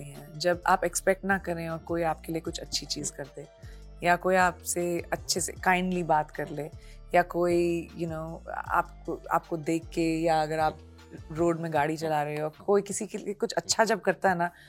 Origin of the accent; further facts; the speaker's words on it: Punjab, India; देखिए मैं पंजाबी हूँ